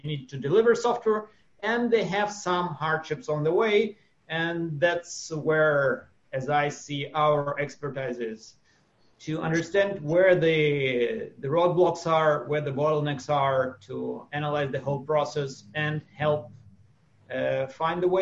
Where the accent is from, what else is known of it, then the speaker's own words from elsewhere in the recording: Russia; now in Israel; For the last 30 years, I've been living in Israel. Before that, I was born and brought up in Russia